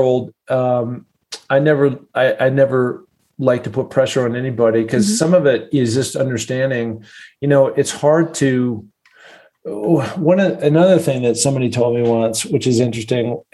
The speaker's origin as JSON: {"language": "English", "town": "Seattle", "region": "Washington", "country": "United States", "tie": "born or raised there", "said": "I grew up in Seattle"}